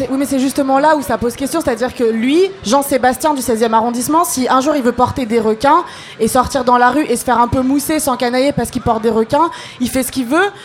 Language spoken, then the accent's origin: French; Algeria; now in France; je parle en tant qu'Algérienne